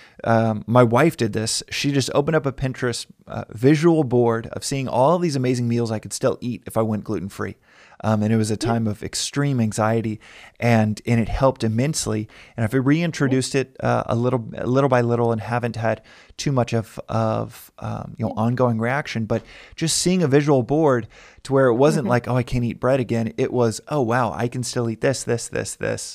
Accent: Texas, United States; I'm from Texas

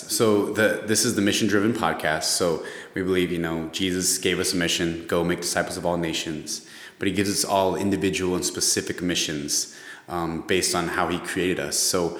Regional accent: Los Angeles, California, United States; I'm from Los Angeles.

